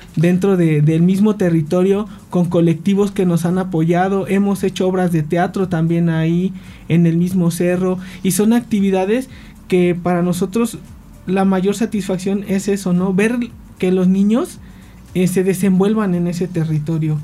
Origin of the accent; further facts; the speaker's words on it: Cuernavaca, Morelos, Mexico; nosotros somos nativos de Cuernavaca